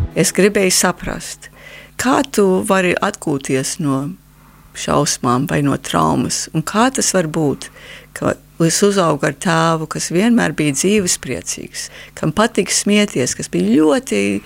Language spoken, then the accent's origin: Latvian; Canada; Latvian is a second language; now in Latvia; es esmu kanādas latvieta vai Latvijas kanādieta.